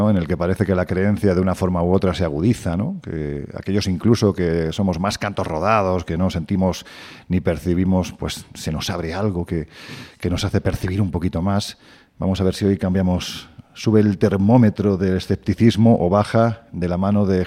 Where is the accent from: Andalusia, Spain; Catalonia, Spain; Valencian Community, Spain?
Andalusia, Spain; Pues hombre, yo es que aunque no se me nota el acento, pero soy andaluz, con lo cual no.